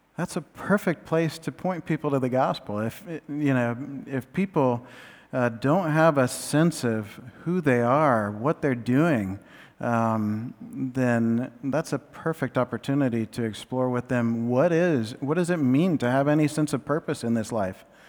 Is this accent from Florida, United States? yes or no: yes; Central Florida, United States; moved away; we're all from Central Florida